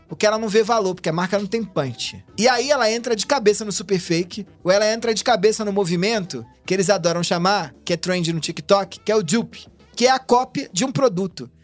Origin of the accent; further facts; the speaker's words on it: Rio de Janeiro, Brazil; now in São Paulo, Brazil; Eu sou carioca, moro aqui há muito tempo.